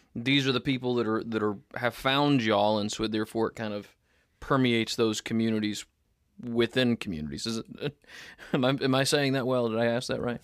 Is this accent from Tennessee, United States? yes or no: yes; Tennessee, United States; now in Northwest Arkansas, United States; I'm a Tennessean